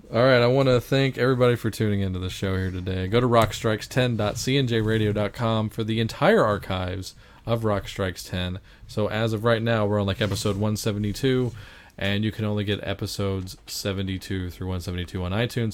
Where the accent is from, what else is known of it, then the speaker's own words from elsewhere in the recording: Baton Rouge, Louisiana, United States; my hometown of Baton Rouge, actually. Baton Rouge? Yes, that's where I was born.